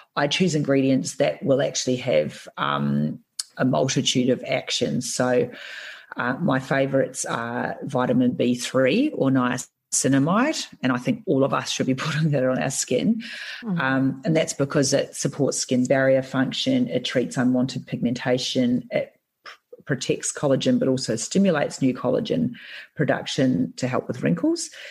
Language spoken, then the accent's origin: English; New Zealand; being a Kiwi